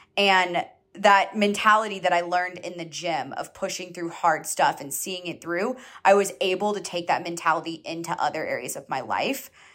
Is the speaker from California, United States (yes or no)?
no; Georgia, United States; I grew up in Georgia, so I grew up in the South